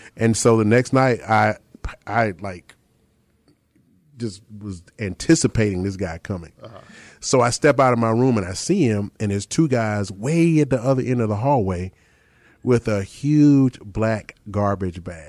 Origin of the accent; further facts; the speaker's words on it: Chapel Hill, North Carolina, United States; I grew up in Chapel Hill